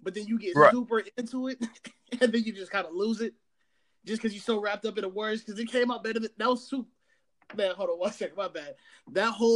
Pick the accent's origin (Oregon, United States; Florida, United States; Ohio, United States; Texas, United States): Ohio, United States; Columbus; I'm from Columbus, Ohio